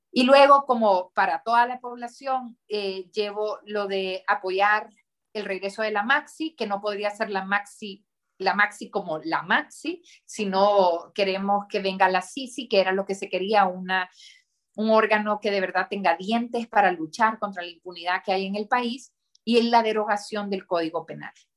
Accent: Honduras; nos han inculcado desde muy chiquitos vivir en Honduras, trabajar por Honduras, amar Honduras y no querer irse de Honduras

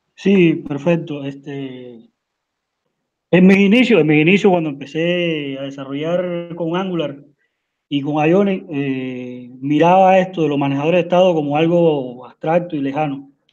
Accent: Cuba; now in Uruguay; soy de Cuba, pero estoy viviendo en Uruguay.

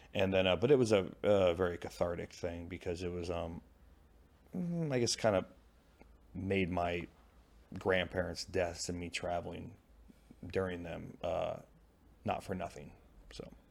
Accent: Pacific Northwest, Washington, United States; moved away as an adult; also born or lived in Japan; now in St. Louis, United States; I was born in the Pacific Northwest. I grew up in the Pacific Northwest.

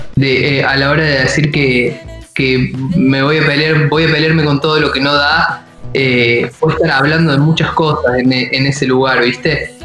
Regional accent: Córdoba, Argentina; moved away as an adult; now in Buenos Aires, Argentina; somos los dos de la ciudad de Córdoba

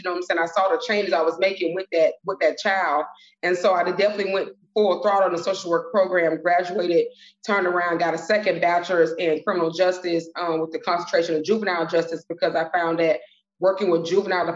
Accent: Miami, Florida, United States; also born or lived in Tallahassee, Florida; I'm originally from Miami, Florida. Dade County, all the way, still to this day.

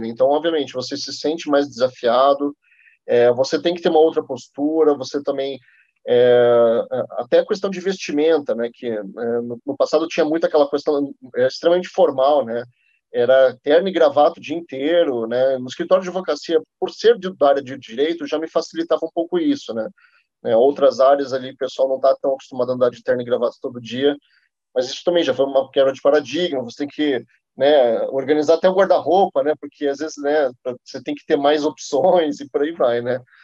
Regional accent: Curitiba, Paraná, Brazil; moved away as an adult; now in São Paulo, Brazil; Nascido em Curitiba, estou morando em São Paulo faz dois anos e meio

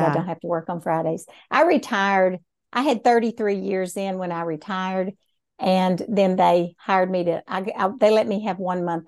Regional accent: Hamilton, Texas, United States; also born or lived in Temple; And I was born in Temple, Texas, but I've lived in Hamilton all my life. And what I think is kind of unique is I went to school in Hamilton.

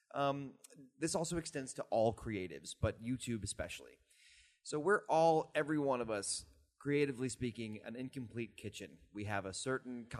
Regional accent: Texas, United States; moved away as an adult; now in New York, United States; I was very new to New York, but I had lived in Texas my whole life

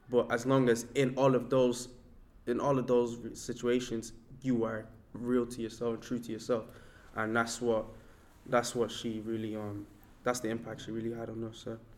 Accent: Ireland; then we can have that common that commonality of we're all from Ireland. We're all speaking about our various realities in Ireland.

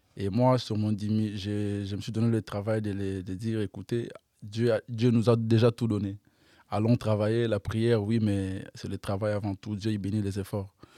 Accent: Kinshasa, DR Congo; j'ai grandi entre les deux quartiers

